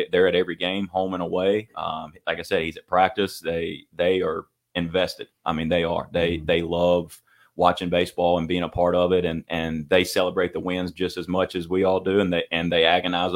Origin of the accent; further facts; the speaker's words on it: Charlotte, North Carolina, United States; I'm from Charlotte